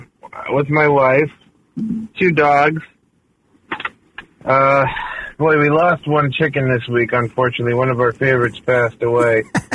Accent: New York City, New York, United States; moved away; As a New Yorker born and raised

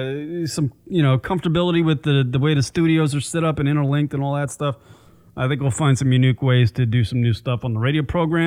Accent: New York, United States; moved away as an adult; we're from New York.

